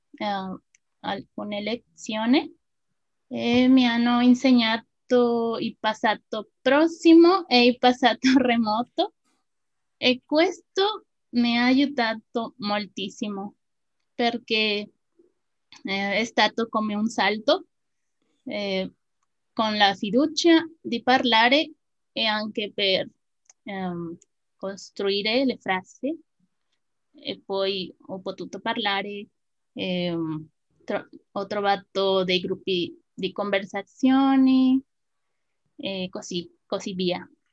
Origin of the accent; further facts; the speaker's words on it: Mexico; Italian is a second language; also born or lived in State of Mexico; sono una messicana